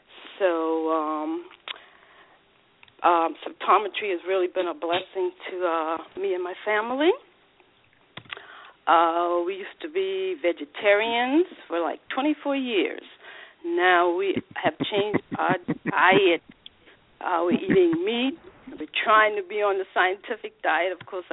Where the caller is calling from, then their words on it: Charleston, South Carolina, United States; calling from Charleston, South Carolina.